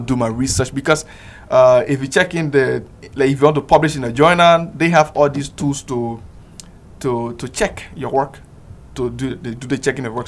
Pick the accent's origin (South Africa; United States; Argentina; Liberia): Liberia; moved away as an adult; now in Yogyakarta, Indonesia; I'm from the Republic of Liberia, West Africa